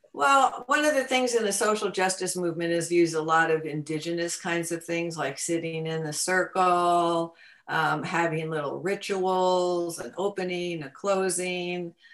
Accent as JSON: {"language": "English", "region": "Connecticut", "country": "United States", "tie": "born or raised there", "moved": "yes", "said": "I grew up in in Connecticut"}